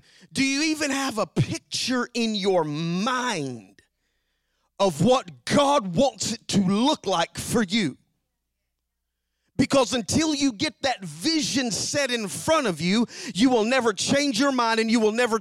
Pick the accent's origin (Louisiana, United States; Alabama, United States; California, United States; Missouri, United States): Alabama, United States; now in Knoxville, United States; I'm from Alabama